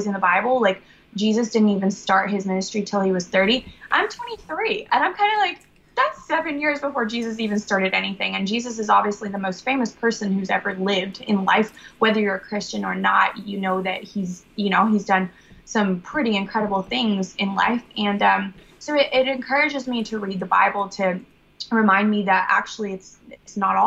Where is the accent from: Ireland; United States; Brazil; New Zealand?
Brazil; I was born in Brazil